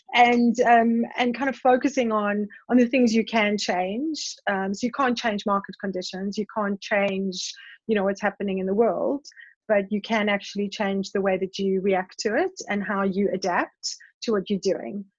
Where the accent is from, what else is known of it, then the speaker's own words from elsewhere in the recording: South Africa; growing up in South Africa in the time that I did